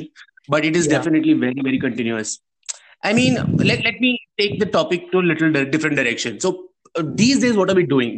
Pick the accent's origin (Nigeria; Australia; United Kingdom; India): India; we are from India, where it's the largest democracy of the world